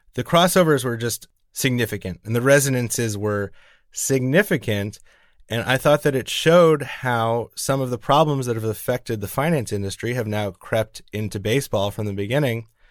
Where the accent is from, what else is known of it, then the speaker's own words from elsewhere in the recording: New York, United States; as a New Yorker